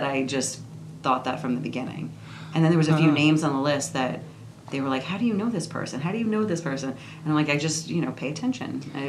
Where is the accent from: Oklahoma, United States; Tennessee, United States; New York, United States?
New York, United States; So I'm from New York.